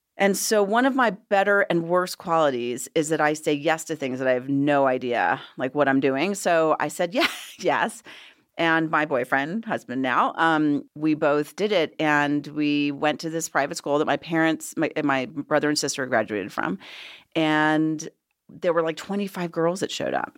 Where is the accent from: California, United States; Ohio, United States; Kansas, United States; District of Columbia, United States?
District of Columbia, United States; Washington; moved away as an adult; also born or lived in Los Angeles; now in Colorado, United States; I am originally from Washington, D C. Um, and I lived there, grew up there